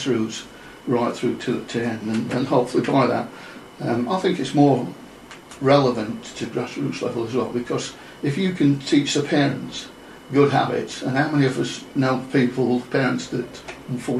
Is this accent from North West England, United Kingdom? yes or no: no; Chesterfield, East Midlands, United Kingdom; moved away; Hail from Chesterfield in Derbyshire.